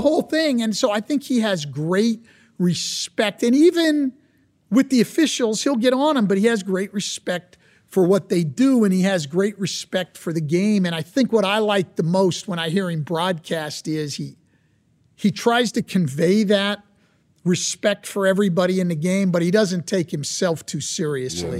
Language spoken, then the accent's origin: English; California, United States; I grew up in California